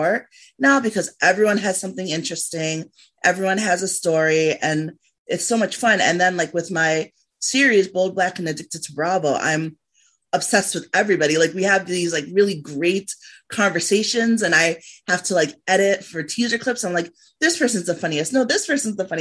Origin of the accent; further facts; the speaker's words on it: Liberia; moved away; I came from Liberia. I left because of the war.